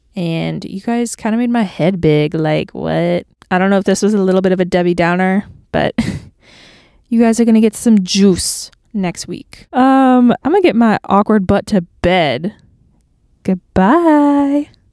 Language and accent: English; Clearwater, Florida, United States; moved away as an adult; now in Nashville, United States; I am from Clearwater, Florida, and I moved to Nashville, Tennessee six months ago